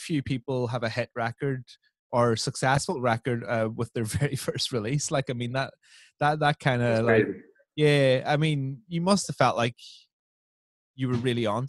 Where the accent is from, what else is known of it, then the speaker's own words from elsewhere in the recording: Northern Ireland, United Kingdom; moved away; I grew up in Northern Ireland.